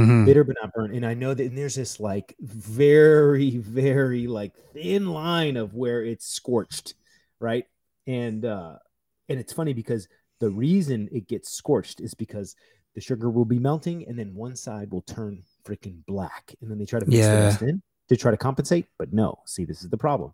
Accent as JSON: {"language": "English", "country": "United States", "said": "I am American"}